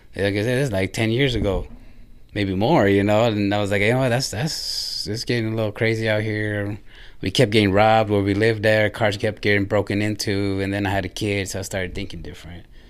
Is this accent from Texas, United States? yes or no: no; Ontario, California, United States; moved away as an adult; also born or lived in Redwood City, California; now in Indiana, United States; I moved, uh, started about maybe grade school, elementary in Southern California, in Ontario. So that's where I grew up and spent most of my life there